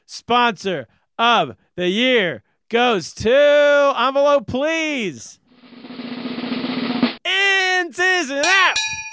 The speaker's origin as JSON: {"language": "English", "region": "Northern California", "country": "United States", "moved": "yes", "said": "I'm from Northern California."}